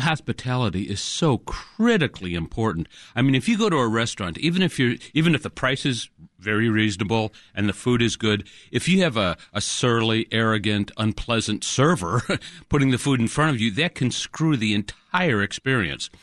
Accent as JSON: {"language": "English", "town": "Chicago", "region": "Illinois", "country": "United States", "tie": "born or raised there", "said": "We grew up in Portage Park, so we went by Margie's now and again, headed into the city"}